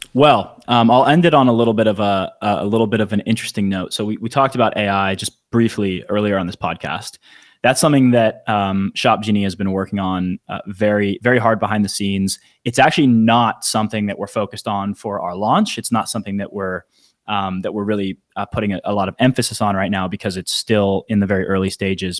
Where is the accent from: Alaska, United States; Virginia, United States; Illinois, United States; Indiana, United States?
Virginia, United States; Northern; now in Phoenix, United States; I'm from the D C area, Northern Virginia